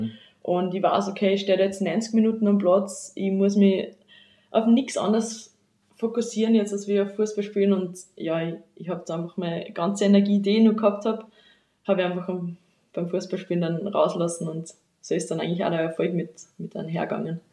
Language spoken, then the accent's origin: German; Seitenstetten, Lower Austria, Austria; moved away as an adult; now in Vienna, Austria; ich komme aus Bezirk am Amstetten, genauer gesagt aus Seitenstetten, wohne jetzt aber schon seit mittlerweile fünf Jahren in Wien